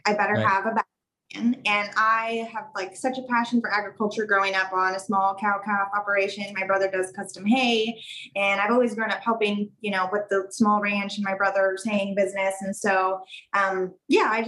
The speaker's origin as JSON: {"language": "English", "town": "Canby", "region": "Oregon", "country": "United States", "tie": "born or raised there", "said": "I'm from Canby, Oregon. And I grew up on a century farm there"}